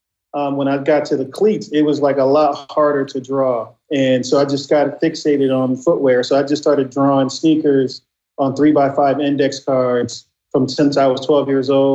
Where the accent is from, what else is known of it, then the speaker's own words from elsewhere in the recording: Inglewood, California, United States; as a kid growing up in Inglewood, California, my dream was to be a sneaker designer. You know, growing up in the in the early 80s for a kid from Inglewood to say something like that was kind of crazy